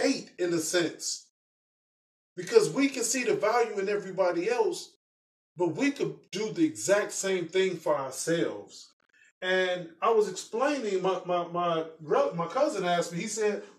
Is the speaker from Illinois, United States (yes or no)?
yes; Chicago, Illinois, United States; I'm from Chicago. I'm from the south side of Chicago. So, you know, I grew up in the city